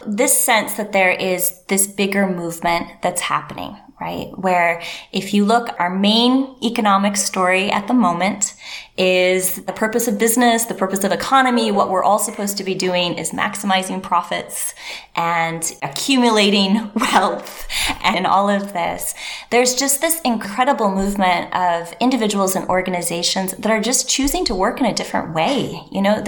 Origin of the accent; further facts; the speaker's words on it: Northern Michigan, United States; moved away as an adult; also born or lived in Asia; I'm from Northern Michigan, very deep roots in that area